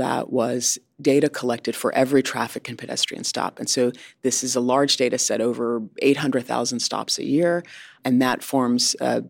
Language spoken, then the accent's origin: English; Connecticut, United States; moved away; But I grew up in Connecticut, so I say Kajavi.